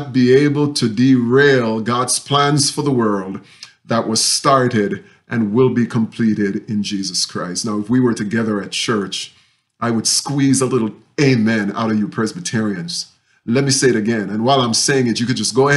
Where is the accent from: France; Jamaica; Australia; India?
Jamaica; moved away; when I was growing up in Jamaica.